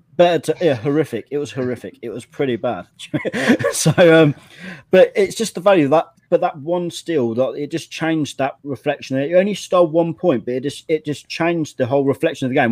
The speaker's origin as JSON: {"language": "English", "region": "England", "country": "United Kingdom", "said": "as an Englishman"}